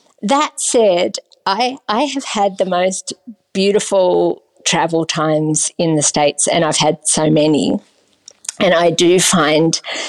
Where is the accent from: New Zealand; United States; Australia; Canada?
Australia; And I'm from Australia